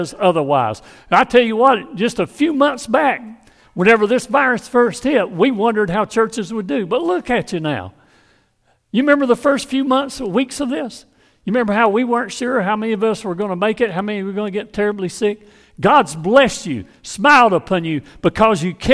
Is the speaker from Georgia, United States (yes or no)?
yes; Hazlehurst, Georgia, United States; from my hometown of Hazelhurst, Georgia